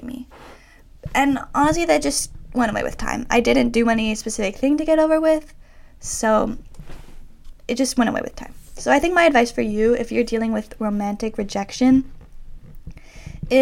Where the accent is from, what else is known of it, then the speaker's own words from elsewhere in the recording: Toronto, Ontario, Canada; moved away as an adult; also born or lived in Boston; we're both from Toronto